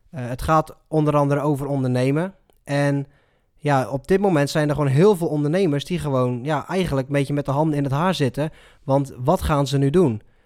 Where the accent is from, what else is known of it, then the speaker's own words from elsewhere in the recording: Netherlands; hoe wij als Nederlander omgaan met, met zo'n crisis